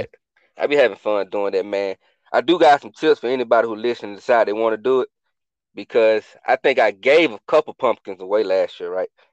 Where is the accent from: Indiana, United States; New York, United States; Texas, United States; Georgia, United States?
Georgia, United States; Atlanta; moved away as an adult; I was born and raised in Atlanta